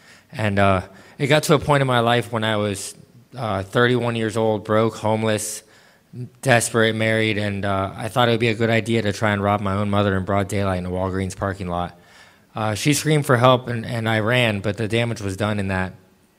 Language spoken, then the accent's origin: English; Cape Town, Western Cape, South Africa; also born or lived in Los Angeles; Like he said, I'm 34 years old, and I was born in Los Angeles, California, and raised in Cape Town, South Africa. I moved around a lot growing up